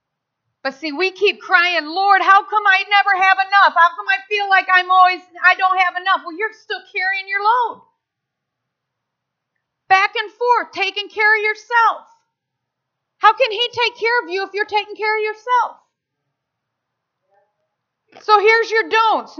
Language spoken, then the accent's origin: English; United States; I'm American. And I'm proud to be an American